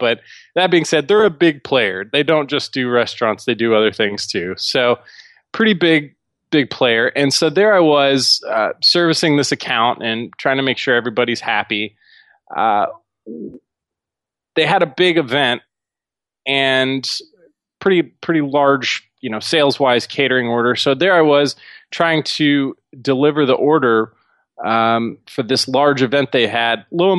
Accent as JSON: {"language": "English", "town": "Dallas", "region": "Texas", "country": "United States", "said": "But as far as me, I'm originally from Dallas. I grew up in a kind of lower middle class family and was able to teach myself a lot."}